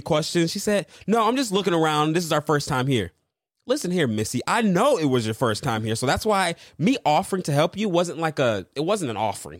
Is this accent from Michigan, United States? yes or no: yes; Michigan, United States; moved away; I'm originally from Michigan